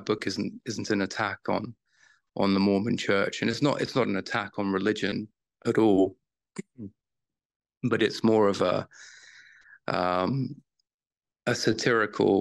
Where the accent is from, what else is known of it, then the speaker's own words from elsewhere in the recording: United Kingdom; I was raised in the Church of Jesus Christ of Latter-day Saints in the UK.